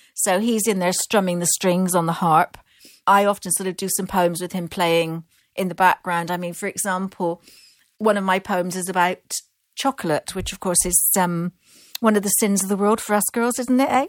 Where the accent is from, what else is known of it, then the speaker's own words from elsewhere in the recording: Bristol, South West England, United Kingdom; accent: Bristol; now in Glastonbury, United Kingdom; I was born and raised in Bristol, which is about twenty-five miles up the road.